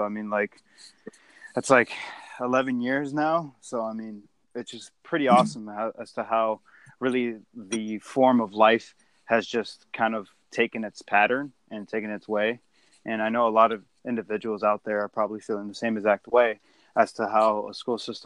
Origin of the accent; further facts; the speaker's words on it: Lawrence, Massachusetts, United States; growing up in a population where it's extremely dense, particularly with in such a small city of Lawrence